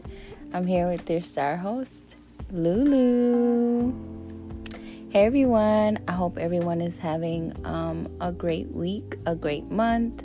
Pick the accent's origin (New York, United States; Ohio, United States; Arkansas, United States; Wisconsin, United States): Wisconsin, United States; I was born and raised in Wisconsin.